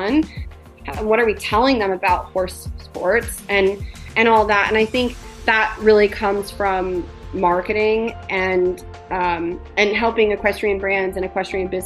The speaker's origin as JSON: {"language": "English", "region": "Colorado", "country": "United States", "tie": "born or raised there", "said": "growing up in Colorado"}